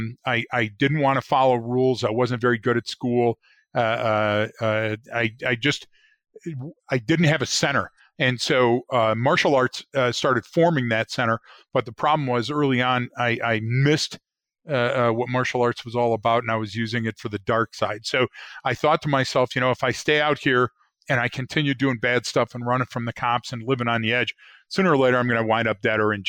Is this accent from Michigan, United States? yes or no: yes; Detroit, Michigan, United States; moved away as an adult; I grew up in Detroit and the surrounding suburbs.